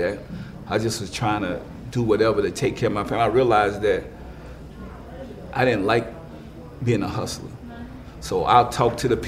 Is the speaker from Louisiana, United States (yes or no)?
yes; New Orleans, Louisiana, United States; moved away as an adult; also born or lived in Richmond, California; I'm from New Orleans